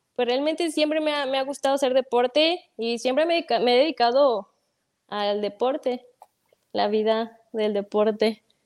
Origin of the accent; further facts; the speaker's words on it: Guadalajara, Jalisco, Mexico; Soy de aquí, soy nacida aquí. No, este, no soy de ningún otro lado, pero pues aquí somos de Guadalajara, del México